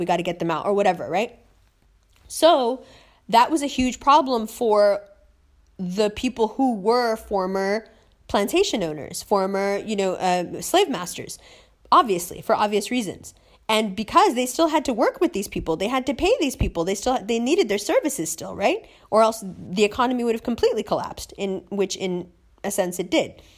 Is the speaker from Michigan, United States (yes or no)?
no; New York, United States; moved away as an adult; New York